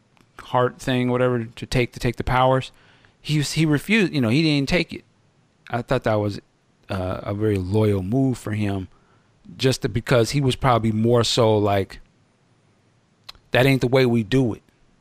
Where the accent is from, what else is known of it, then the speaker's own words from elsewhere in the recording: United States; I'm the one being subconscious because I was raised here in America.